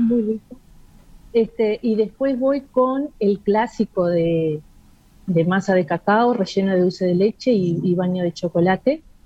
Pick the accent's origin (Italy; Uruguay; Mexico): Uruguay; soy la única uruguaya